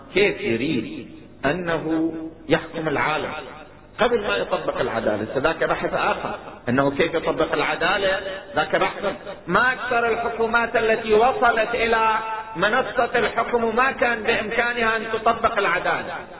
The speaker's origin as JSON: {"language": "Arabic", "country": "Iraq", "said": "عندنا في العراق"}